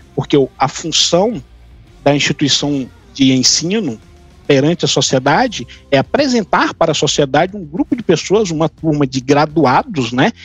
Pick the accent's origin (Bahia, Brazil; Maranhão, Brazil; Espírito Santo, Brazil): Maranhão, Brazil; Sucupira do Riachão; moved away; lá em São João dos Patos, Sucupira do Riachão, minha terra natal